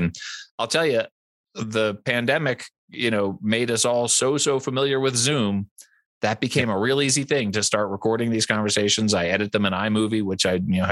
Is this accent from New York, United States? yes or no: no; outside of Philadelphia, Pennsylvania, United States; now in Colorado, United States; I grew up outside of Philadelphia.